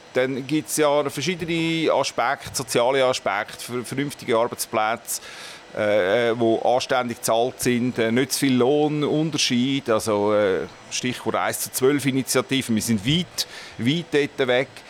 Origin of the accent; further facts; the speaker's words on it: Winterthur, Zurich, Switzerland; ich bin in Brühlberg aufgewachsen